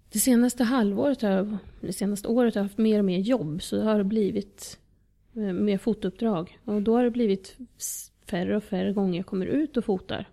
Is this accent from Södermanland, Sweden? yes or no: yes; Eskilstuna, Södermanland, Sweden; moved away as an adult; also born or lived in Moscow, Russia / Southern France; now in Djursholm, Sweden; Född och uppvuxen i Eskilstuna, absolut inte i Djursholm